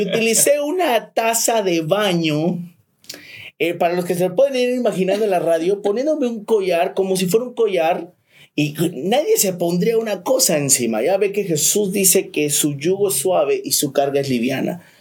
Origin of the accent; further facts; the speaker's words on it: Chiapas, Mexico; moved away as an adult; also born or lived in Tuxtla Gutiérrez; now in Cancún, Mexico; nos venimos a vivir aquí a Cancún, somos de Chiapas